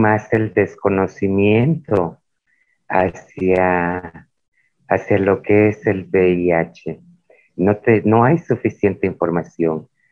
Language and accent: Spanish; Isthmus of Tehuantepec, Oaxaca, Mexico; nuestra identidad cultural como muchas de la región del Istmo de Tehuantepec en el estado de Oaxaca, México